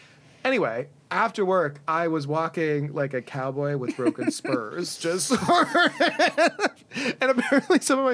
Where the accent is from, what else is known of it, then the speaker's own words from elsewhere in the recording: Cincinnati, Ohio, United States; we're from Cincinnati